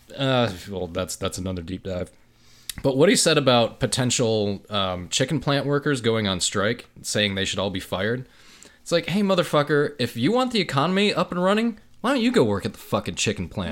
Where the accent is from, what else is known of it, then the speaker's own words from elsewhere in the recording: United States; an American, 'cause this is where I live in the United States